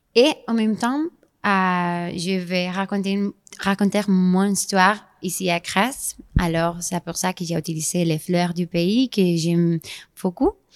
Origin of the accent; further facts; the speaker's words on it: Spain; French is a second language; also born or lived in Grasse, France; je suis espagnole